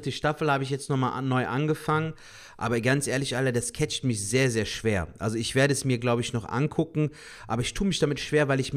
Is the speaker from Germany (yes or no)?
yes; Cologne, North Rhine-Westphalia, Germany; Aber guck mal, wir freuen uns als Kölner so, als ob wir die Bundesliga